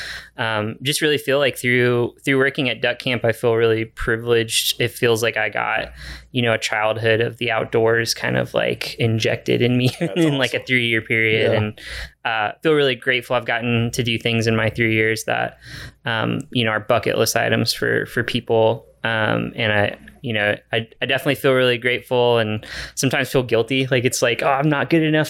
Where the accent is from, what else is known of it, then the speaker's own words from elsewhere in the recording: Guadalupe River, Texas, United States; now in Austin, United States; growing up on the Guadalupe River, just again, I think that's like definitely feels like a home water.